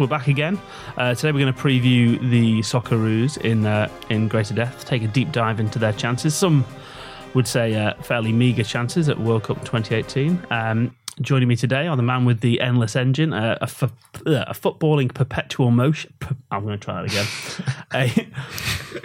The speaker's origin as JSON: {"language": "English", "region": "England", "country": "United Kingdom", "said": "as an Englishman"}